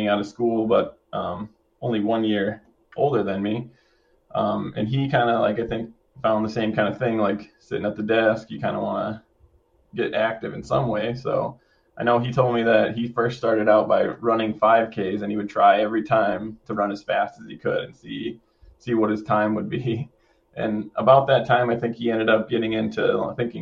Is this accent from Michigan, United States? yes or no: yes; Michigan, United States; also born or lived in Dearborn, Detroit area; I'm from Michigan. I grew up in a small town on Lake Huron.